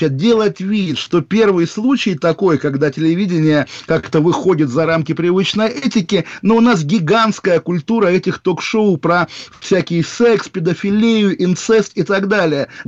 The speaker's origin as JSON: {"language": "Russian", "region": "Moscow", "country": "Russia", "said": "я из Москвы."}